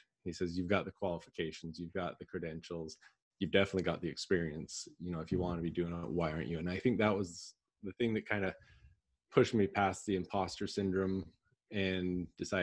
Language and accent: English; Southern Alberta, Canada; moved away as an adult; now in Gilbert, United States; I'm originally from Canada, Southern Alberta, and I now live in Gilbert, Arizona in the US